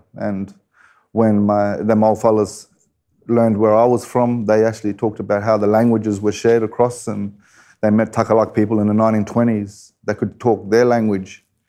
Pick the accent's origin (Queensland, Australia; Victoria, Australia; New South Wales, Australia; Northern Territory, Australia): Queensland, Australia; Kuranda; Growing up in Coranda. Well, it's a rainforest town and Jabbergai country, belonging to the Jabbergai people. And such a wonderful place to grow up, you know.